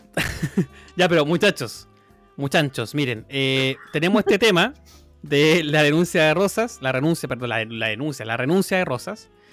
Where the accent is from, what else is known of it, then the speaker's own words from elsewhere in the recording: Chile; now in Ireland; Soy chileno aquí, residente